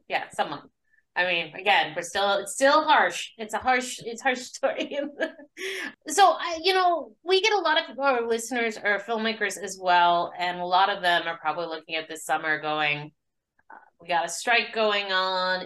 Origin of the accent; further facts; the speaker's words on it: Arizona, United States; I'm from Arizona